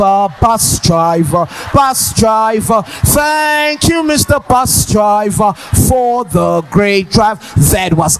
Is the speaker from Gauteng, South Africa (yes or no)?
yes; Soweto, Gauteng, South Africa; I'm from Soweto